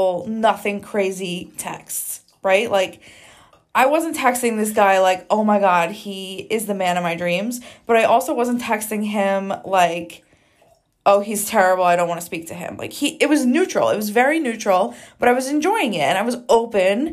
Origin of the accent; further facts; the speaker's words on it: New Jersey, United States; now in Arizona, United States; We are both from the East Coast. I'm from Jersey.